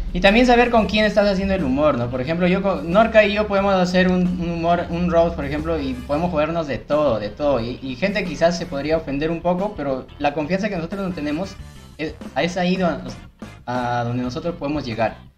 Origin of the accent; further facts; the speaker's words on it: Lima, Peru; la gente de Nocheto, que también es mi, vecino de barrio, pues, porque yo era Santanita, Nocheto, Perales